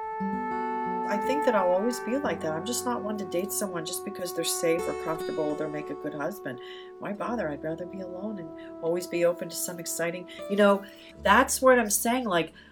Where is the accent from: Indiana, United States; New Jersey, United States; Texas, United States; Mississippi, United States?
New Jersey, United States; Atlantic Highlands; now in Chicago, United States; the one that I talked about earlier that I grew up in Atlantic Highlands on the Hill